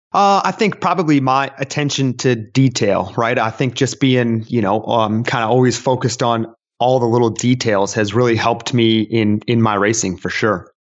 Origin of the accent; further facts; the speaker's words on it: Texas, United States; I was born and raised in Texas